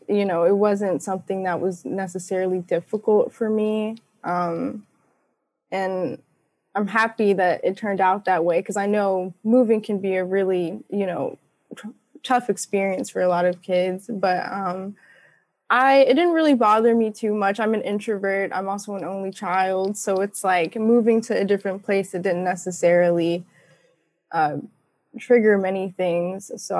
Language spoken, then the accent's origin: English; Southern United States, United States; I definitely claim being like a Southerner. So